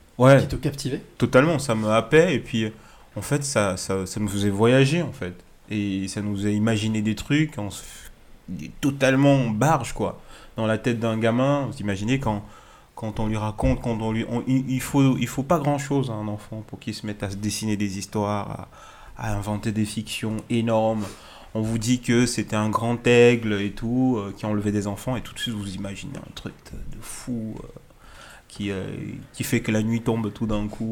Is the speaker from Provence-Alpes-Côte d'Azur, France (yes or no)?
no; Strasbourg, Grand Est, France; moved away as an adult; now in Lyon, France; j'ai grandi à, Strasbourg